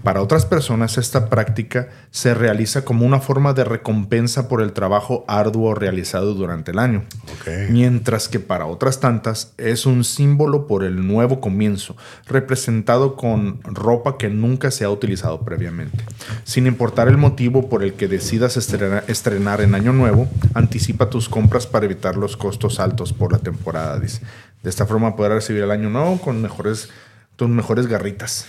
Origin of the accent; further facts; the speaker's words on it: Mexico; Nosotros como mexicanos